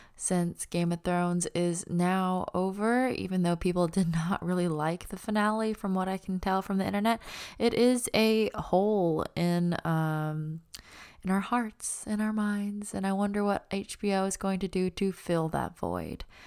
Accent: Auburn, Alabama, United States; moved away as an adult; also born or lived in Los Angeles; I was born and raised in Auburn

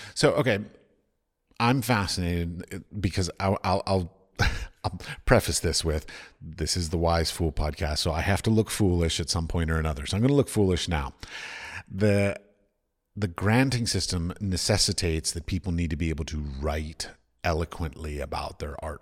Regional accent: United States; moved away as an adult; also born or lived in Middle East; I come from America

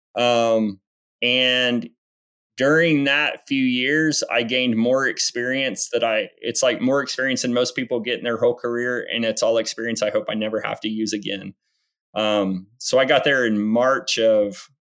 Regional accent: Enid, Oklahoma, United States; moved away as an adult; now in Birmingham, United States; I was born and raised in Enid

